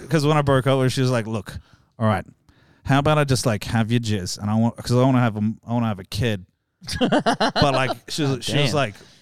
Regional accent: New South Wales, Australia; also born or lived in Perth, Western Australia; Born in Perth, raised in New South Wales.

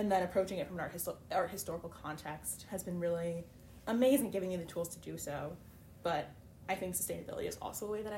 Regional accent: Connecticut, United States; I'm from Connecticut, so not too far from here

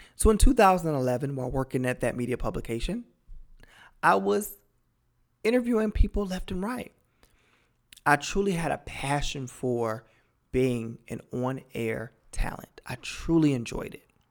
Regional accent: Cleveland, Ohio, United States; I'm originally from Cleveland, Ohio, born and raised.

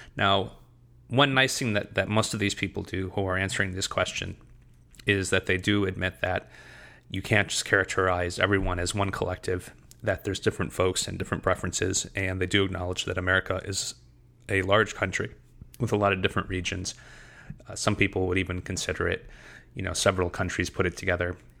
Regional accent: United States; also born or lived in New England; now in Southern United States; as an American

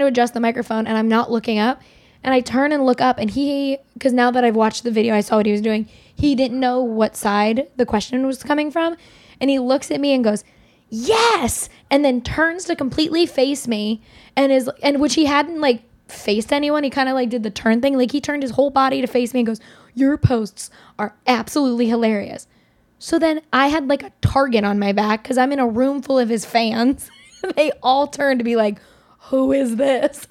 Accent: New York, United States; we're both from New York

